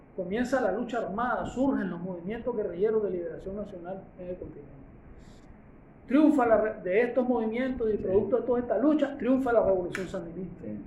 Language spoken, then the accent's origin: Spanish; Nicaragua